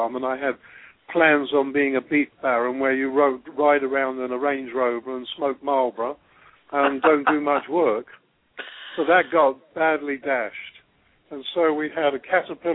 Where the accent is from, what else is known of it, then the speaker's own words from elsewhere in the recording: England, United Kingdom; moved away as an adult; now in Australia; I was born in England and grew up on a farm